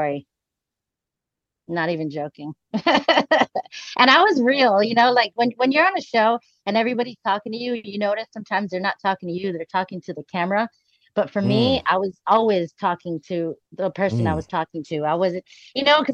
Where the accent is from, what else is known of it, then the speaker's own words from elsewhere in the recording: Hawaii, United States; moved away; I'm from Hawaii.